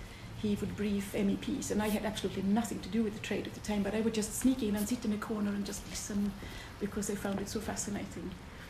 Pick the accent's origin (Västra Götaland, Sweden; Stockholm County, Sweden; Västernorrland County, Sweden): Västra Götaland, Sweden; Gothenburg; In Gothenburg, in Sweden.